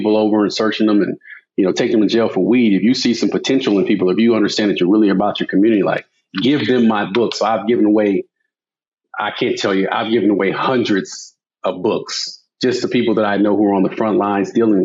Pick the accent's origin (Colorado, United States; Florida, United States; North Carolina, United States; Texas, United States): Texas, United States; Dallas; Born and raised in Dallas, Texas